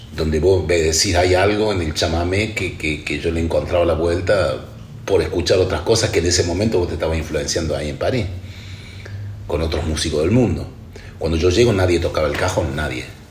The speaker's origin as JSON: {"language": "Spanish", "region": "Córdoba", "country": "Argentina", "tie": "born or raised there", "moved": "as an adult", "lives_now": "France", "said": "yo soy cordobés, percusionista, ya hace muchos años que vivo en Francia"}